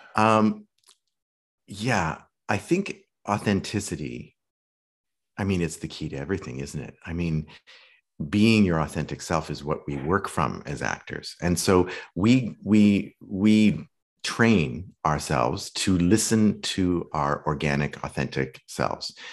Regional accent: Saskatoon, Saskatchewan, Canada; moved away as an adult; also born or lived in London / New York / Malibu; now in Los Angeles, United States; I grew up in Canada, in Western Canada, in a great little city called Saskatoon.

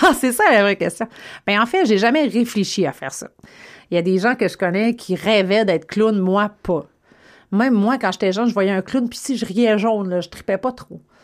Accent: Gaspésie, Quebec, Canada; moved away; also born or lived in Saguenay, Quebec; je suis de la Gaspésie

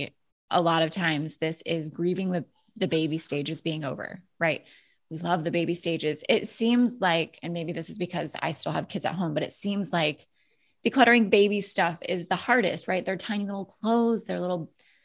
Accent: Alaska, United States; now in Florida, United States; I grew up in Alaska, where the scenery is just, it's beautiful.

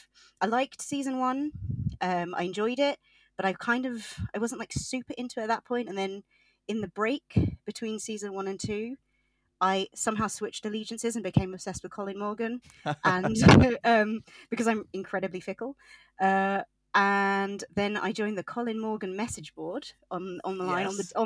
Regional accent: England, United Kingdom; So I, in case you can't tell, I am from England.

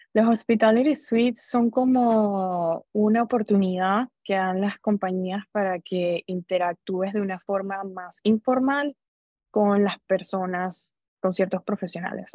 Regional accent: Venezuela; moved away as an adult; also born or lived in Orlando, Florida; now in United States; Soy venezolana, yo me gradué de colegio, fui a la Universidad Central de Venezuela

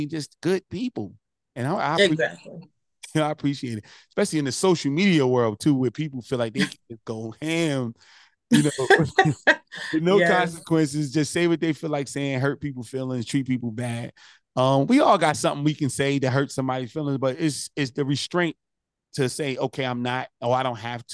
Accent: Newark, New Jersey, United States; I come from Newark, New Jersey

